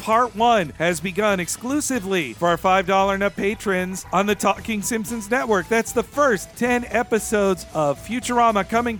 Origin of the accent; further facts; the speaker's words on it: Florida, United States; because I grew up in Florida, so I had ridden the Mummy Florida ride